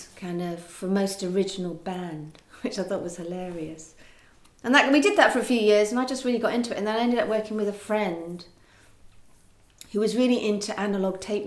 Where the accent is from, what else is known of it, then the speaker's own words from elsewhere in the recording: West Country, South West England, United Kingdom; I grew up in the West Country